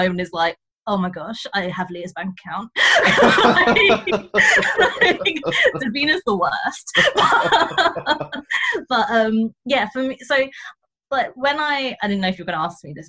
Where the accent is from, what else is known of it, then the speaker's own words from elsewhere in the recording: Croydon, London, United Kingdom; I am in Croydon and I am from Croydon